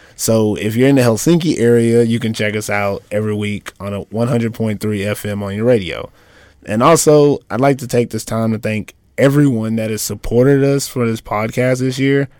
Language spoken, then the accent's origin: English; United States; moved away as an adult; now in Finland; I'm an American